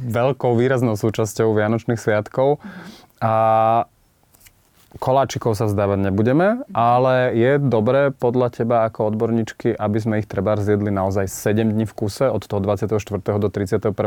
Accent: central Slovakia, Slovakia; som zo stredného Slovenska.

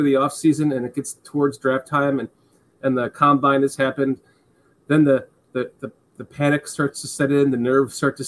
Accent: Illinois, United States; also born or lived in Georgia; now in Florida, United States; I'm from Illinois and I moved to Georgia and then Florida

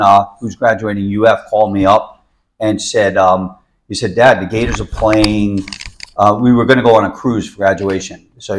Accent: New York, United States; now in Orlando, United States; Originally from New York.

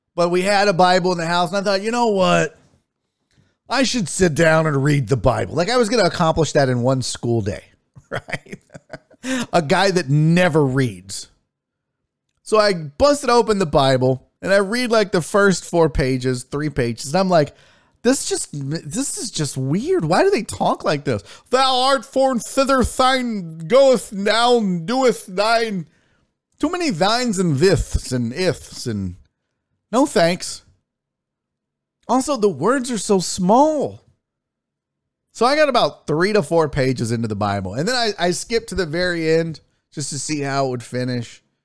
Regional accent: United States; I'm American

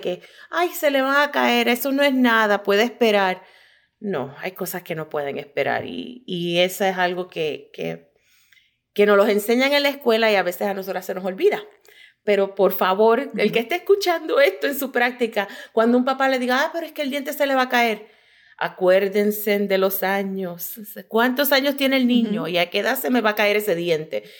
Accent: Puerto Rico; moved away as an adult; now in Michigan, United States; nacida y criada en Puerto Rico

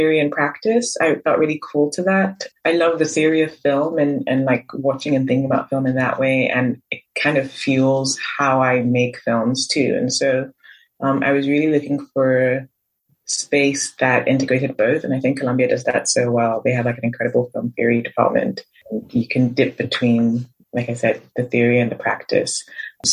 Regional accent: Nigeria; growing up in Nigeria, having Nigerian family

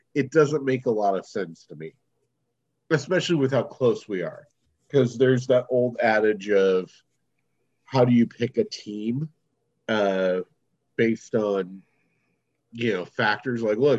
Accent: Ireland; I'm Irish.

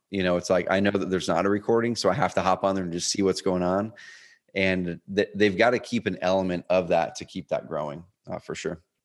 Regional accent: Oregon, United States; also born or lived in Portland, Oregon; now in Roseburg, United States; I grew up in Oregon, a s, another small town, like three hours o-, on the other side of the Cascades.

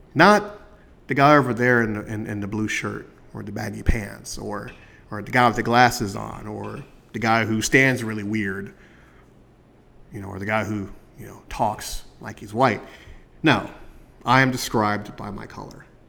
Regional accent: United States; as a black man growing up in America

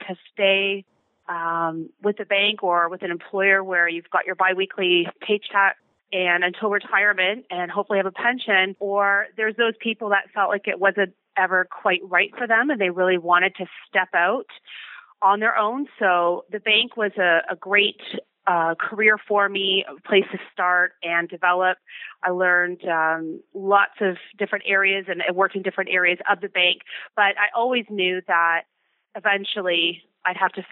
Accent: Ontario, Canada; also born or lived in Victoria, British Columbia; I'm from Ontario, so I moved back

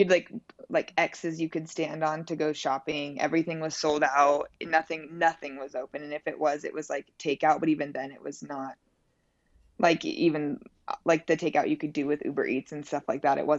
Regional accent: Fort Collins, Colorado, United States; also born or lived in Los Angeles, California; now in Denver, United States; I was born and raised in Fort Collins

